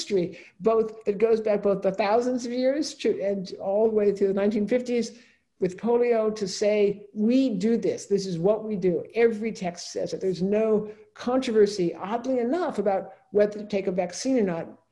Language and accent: English; California, United States; I'm a Californian